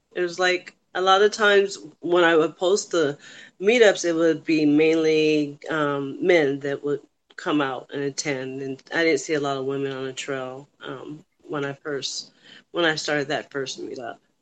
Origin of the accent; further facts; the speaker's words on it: California, United States; moved away as an adult; also born or lived in New York / Nevada / Las Vegas; now in Florida, United States; I'm born and raised in California, but I moved to New York and I joined the army there